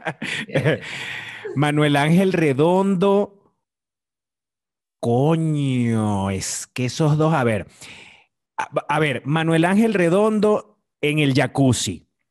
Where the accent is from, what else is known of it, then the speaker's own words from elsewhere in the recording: Venezuela; moved away as an adult; now in Mexico; vengo de Venezuela y yo allá tenía trabajo y además yo allá era un actor que la gente conocía